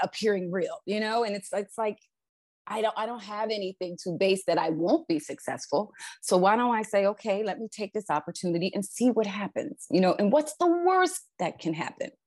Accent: Philadelphia, Pennsylvania, United States; moved away as an adult; also born or lived in California; I'm originally from Philadelphia, Pennsylvania, grew up there, born and raised

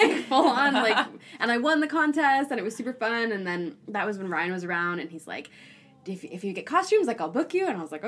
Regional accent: Toronto, Ontario, Canada; cause I'm from Toronto originally.

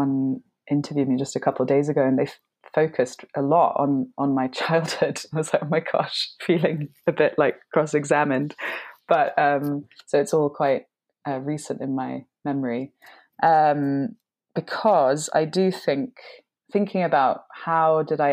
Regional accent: London, United Kingdom; I'm half English and half Hungarian. So my dad is English and my mum is Hungarian. And ever since I was tiny, we would spend summer holidays in Hungary. So I was living in London

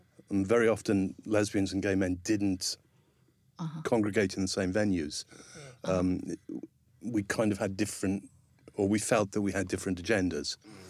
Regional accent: Newport, Wales, United Kingdom; I'm from Newport in South Wales. Uh-huh. It's the third largest city in Wales, but it's still not very big.

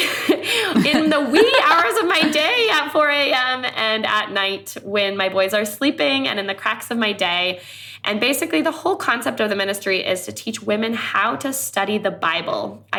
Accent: Thailand; also born or lived in Myanmar; But so I grew up in Thailand as a missionary kid. I grew up also on the border of Myanmar.

